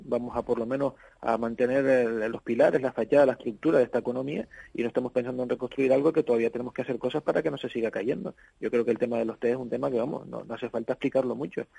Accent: Canary Islands, Spain; sobre todo para nosotros como la Canaria

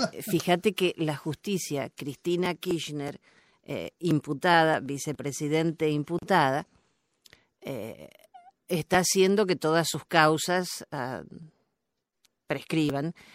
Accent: Argentina; como decimos en mi país

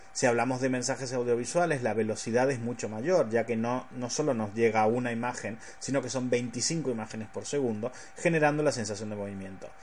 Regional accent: Argentina; soy argentino

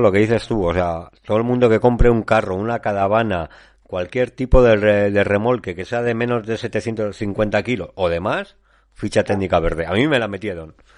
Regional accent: La Rioja, Spain; nosotros somos de La Rioja

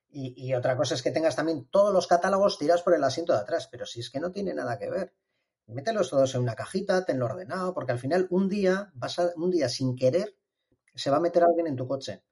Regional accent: Bilbao, Basque Country, Spain; soy un ingeniero de Bilbao

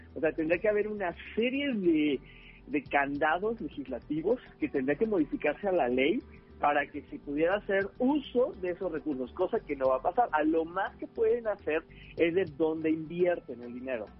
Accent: Mexico; Nosotros, como mexicanos

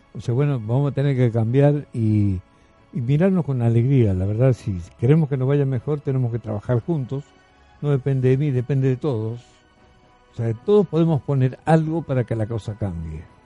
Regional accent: Argentina; como argentino.

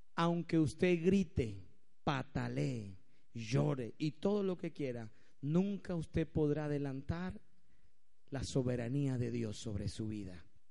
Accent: Venezuela; Si hoy nosotros como venezolanos

